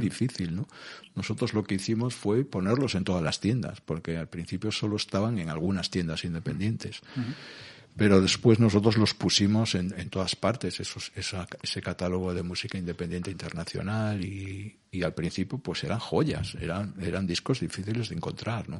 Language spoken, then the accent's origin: Spanish; Galicia, Spain; also born or lived in Cangas; yo soy gallego